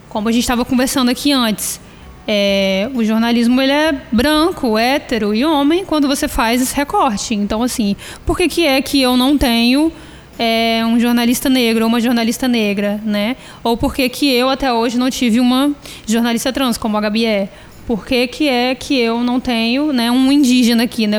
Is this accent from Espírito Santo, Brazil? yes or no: yes; Vitória, Espírito Santo, Brazil; eu sou do bairro da Penha. Então, assim, quero muito um dia ver a minha comunidade, o meu bairro onde eu nasci e fui criado